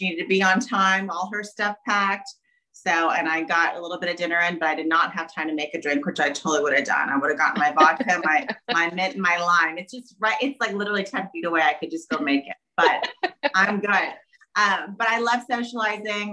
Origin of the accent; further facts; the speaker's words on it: Jeffersonville, Indiana, United States; also born or lived in Glendale, California; When I was almost 3, we moved here to Jeffersonville, Indiana